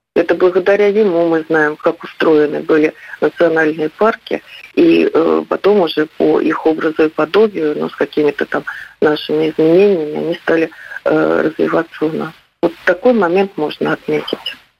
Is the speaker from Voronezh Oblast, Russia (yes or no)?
yes; Voronezh, Voronezh Oblast, Russia; Я хоть и коренная уроженка Воронежа